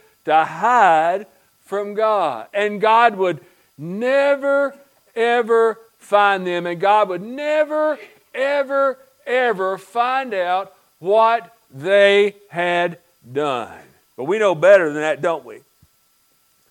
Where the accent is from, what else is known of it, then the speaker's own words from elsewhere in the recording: United States; when I grew up in Pike County, many, many years ago